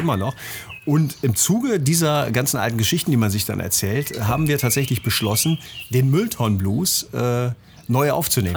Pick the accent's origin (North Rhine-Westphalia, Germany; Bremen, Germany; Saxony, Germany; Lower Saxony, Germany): Bremen, Germany; moved away; also born or lived in Central Germany; Budenbremer, wie man das nennt. Das heißt, ich bin gebürtiger